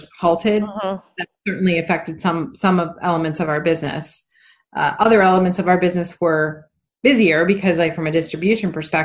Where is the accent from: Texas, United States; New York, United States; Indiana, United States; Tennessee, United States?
New York, United States; Rochester; moved away; my sister who lives in, Rochester, New York, my hometown